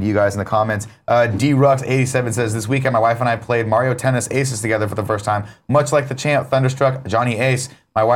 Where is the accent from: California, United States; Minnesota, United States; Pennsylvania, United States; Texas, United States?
California, United States; Southern; I grew up in Southern California